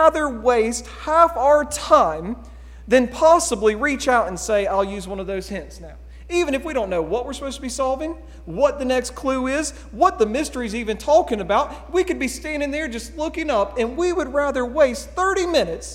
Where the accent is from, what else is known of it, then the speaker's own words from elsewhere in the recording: United States; We're Americans